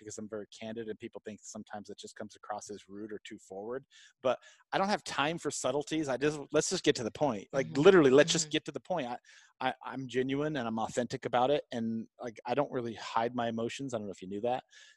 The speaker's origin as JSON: {"language": "English", "country": "United States", "said": "I'm an American businessman in an American economy"}